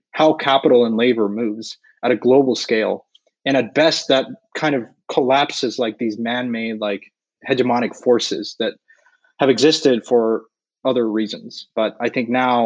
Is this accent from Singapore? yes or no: no; Mexico; I'm from Mexico